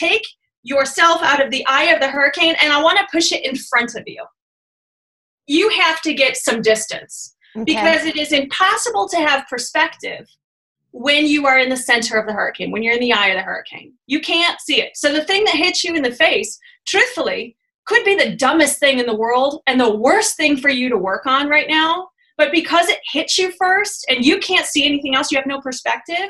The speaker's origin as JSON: {"language": "English", "region": "Michigan", "country": "United States", "said": "I'm from Michigan, so we use like guys and all the time"}